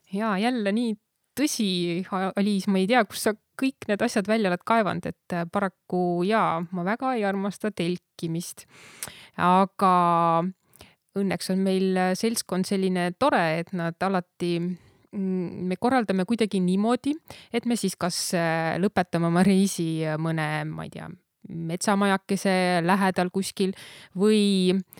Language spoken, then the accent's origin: Estonian; Saarde Parish, Pärnu County, Estonia; also born or lived in Tori; peale sündimist põhimõtteliselt ikkagi titena toodi juba siia tagasi, nii et ma olen ikkagi, pean ennast põliseks saardelaseks